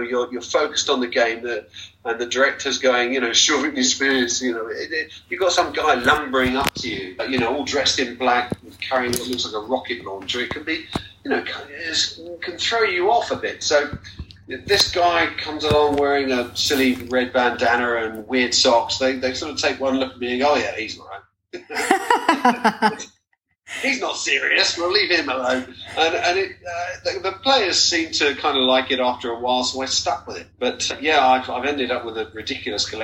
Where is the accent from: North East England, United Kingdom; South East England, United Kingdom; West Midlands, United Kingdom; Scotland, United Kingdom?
South East England, United Kingdom; Tenterden; I was born in Tenterden in Kent, a little steam train village